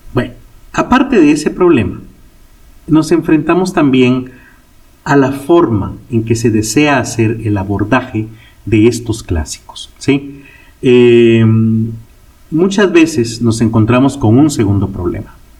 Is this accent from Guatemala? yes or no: yes; Guatemala; en mi país, Guatemala